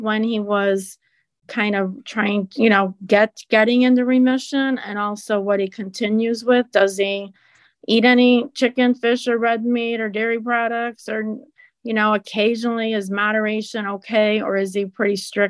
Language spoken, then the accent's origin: English; Chicagoland suburbs, Illinois, United States; I'm from Chicagoland suburbs.